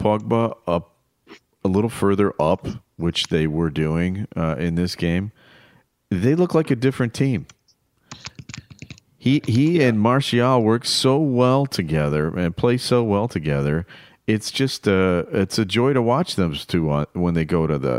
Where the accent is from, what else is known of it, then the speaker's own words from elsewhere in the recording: United States; when I was a kid growing up in America